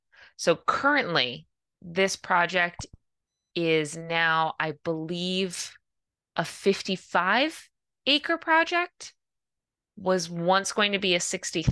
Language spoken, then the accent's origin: English; Tiverton, Rhode Island, United States; also born or lived in Fall River; I was born in Fall River, so okay. I spent like 0 to 5, 0 to 6. And then I spent up until college in Tiverton. So I grew up in Tiverton.